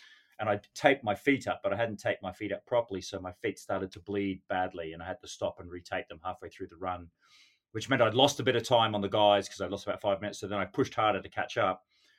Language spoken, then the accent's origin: English; Western Australia, Australia; Then we hit Perth in Western Australia. And of course, you know, on being Australian on my home territory, I thought I'd have to represent there.